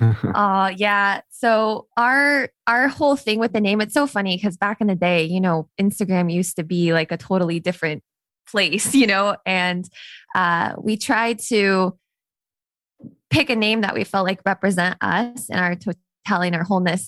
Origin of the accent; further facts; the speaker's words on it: Las Vegas, Nevada, United States; I grew up in Las Vegas